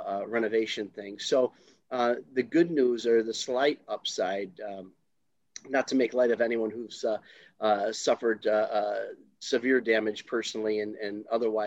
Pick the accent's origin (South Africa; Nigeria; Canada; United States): United States; Chicago, Illinois; now in St. Charles, United States; I am originally from Taylor Street in Chicago.